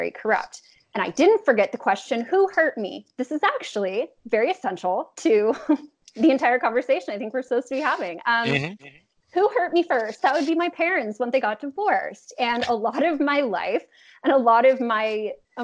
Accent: Los Angeles, California, United States; I'm from Los Angeles. I was raised just to believe that blue was good and red was bad

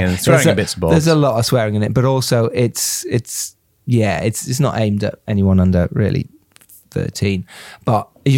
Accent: Harrogate, Yorkshire and the Humber, United Kingdom; now in London, United Kingdom; growing up in Yorkshire and then coming down to London

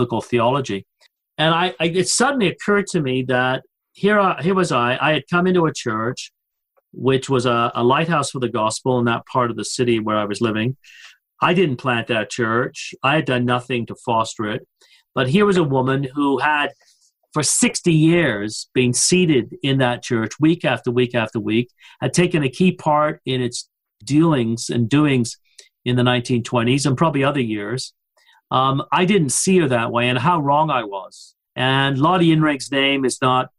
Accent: Coventry, West Midlands, United Kingdom; born or raised there; now in Louisville, United States

